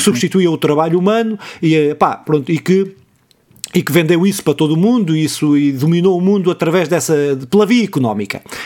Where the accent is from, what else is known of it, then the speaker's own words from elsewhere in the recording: Pontével, Santarém District, Portugal; na minha terra, nos Casais dos Lagartos